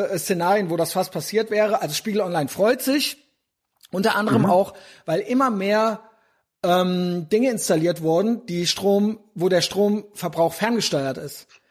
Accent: East Germany, Germany; als Ossi

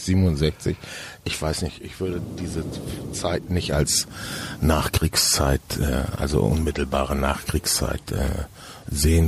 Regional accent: Hamburg, Germany; also born or lived in Hesse / Franconia, Bavaria; now in Berlin, Germany; Ich bin zwar in Hamburg geboren, aber mein Vater hat dann eine zunächst erst für Firmen gearbeitet und dann ein eigenes Ingenieurbüro gegründet. Und das hatte zur Folge, dass wir an verschiedenen Orten lebten und ich äh, mehrfach die Schule in verschiedenen Bundesländern wechseln musste

